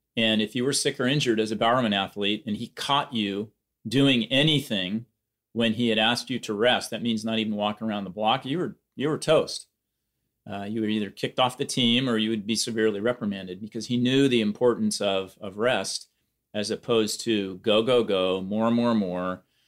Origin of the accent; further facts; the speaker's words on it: Eugene, Oregon, United States; here in Eugene, Oregon, back in my hometown